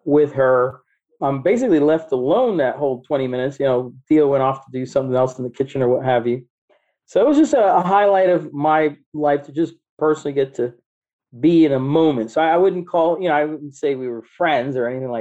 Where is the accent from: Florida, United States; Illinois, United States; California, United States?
Florida, United States; Miami; I'm from Miami, born and raised